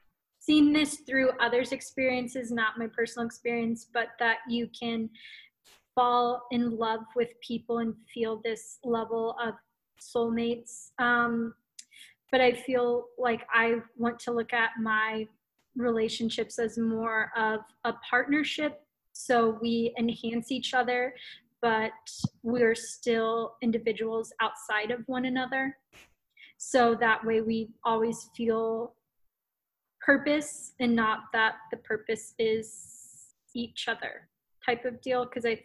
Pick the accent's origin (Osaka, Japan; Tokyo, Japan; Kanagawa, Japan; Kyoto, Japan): Tokyo, Japan; Yokota; especially growing up in Yokota, like your friends became your family.